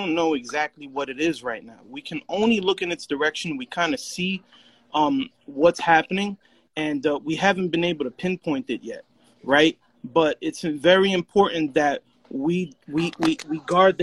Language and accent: English; New York City, New York, United States; also born or lived in Puerto Rico (ancestry); now in Lords Valley, Pennsylvania, United States; I'm a Puerto Rican, Bronx, New York.